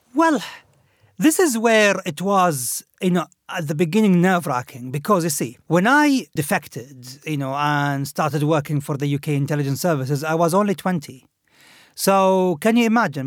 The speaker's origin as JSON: {"language": "English", "town": "Khobar", "region": "Eastern Province", "country": "Saudi Arabia", "tie": "born or raised there", "moved": "yes", "said": "this was in a Khubar, in my hometown"}